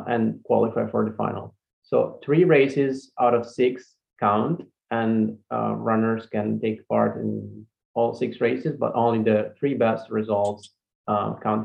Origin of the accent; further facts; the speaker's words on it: Italy; I'm from Italy